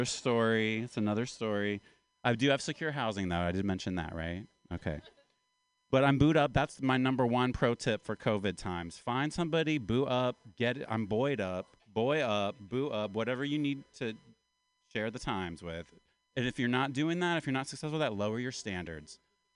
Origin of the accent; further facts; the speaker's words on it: Appalachia, United States; My pronouns are yes, sir, and no, ma'am. Because I'm from Appalachia. I'm kind of from the South. I'm an Appalachian man.